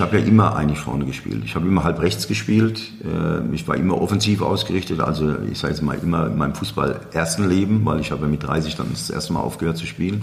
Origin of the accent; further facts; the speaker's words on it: Aschaffenburg, Bavaria, Germany; ich bin mit Felix hier groß geworden in der Parallelstraße